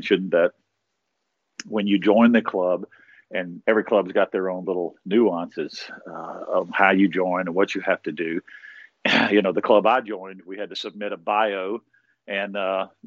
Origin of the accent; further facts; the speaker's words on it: Baton Rouge, Louisiana, United States; moved away as an adult; now in Seagrove, United States; I'm originally from Louisiana, Baton Rouge, born and raised guy.